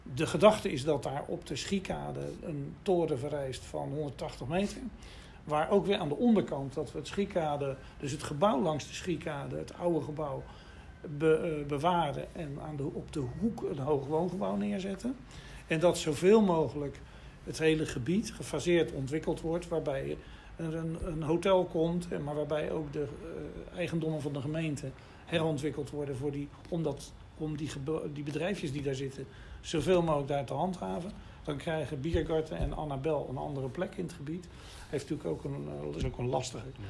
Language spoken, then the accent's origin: Dutch; Rotterdam, South Holland, Netherlands; also born or lived in Delft; geboren in Rotterdam in 1951. Dus dat is wel even terug. Maar ik ben dus een wederopbouwjongen. Dus ik heb hier eh, mijn jeugd doorgebracht